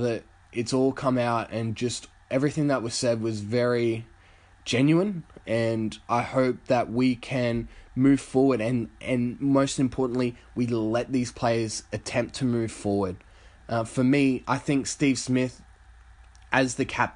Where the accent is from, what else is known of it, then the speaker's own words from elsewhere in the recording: Australia; as an Australian